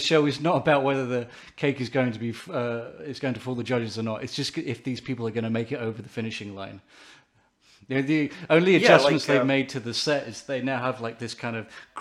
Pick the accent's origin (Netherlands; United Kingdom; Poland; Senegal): United Kingdom; England; I'm English